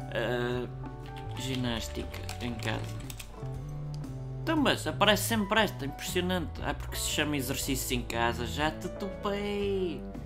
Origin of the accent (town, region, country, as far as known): Portugal